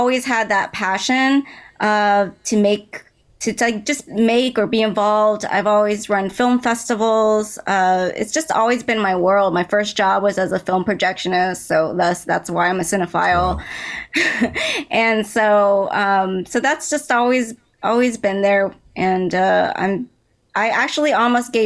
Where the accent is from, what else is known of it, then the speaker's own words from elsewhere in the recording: Dallas, Texas, United States; I grew up in Dallas, Texas